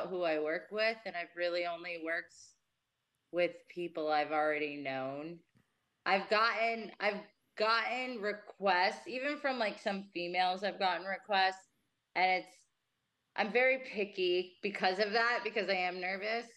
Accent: New Jersey, United States; now in Las Vegas, United States; I grew up in Jersey

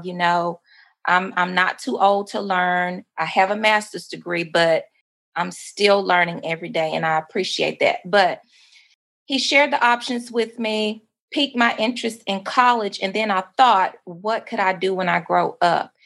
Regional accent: Mansfield, Louisiana, United States; moved away as an adult; also born or lived in Dallas, Texas; now in Arkansas, United States; I am originally born and raised in Mansfield, Louisiana.

